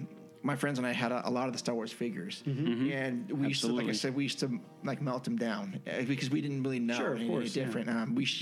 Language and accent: English; San Jose, California, United States; We grew up in San Jose